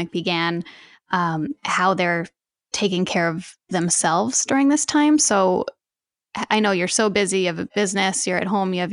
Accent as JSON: {"language": "English", "region": "New Jersey", "country": "United States", "tie": "born or raised there", "moved": "yes", "lives_now": "New York City, United States", "said": "we're moving to New Jersey. And I grew up in New Jersey as well"}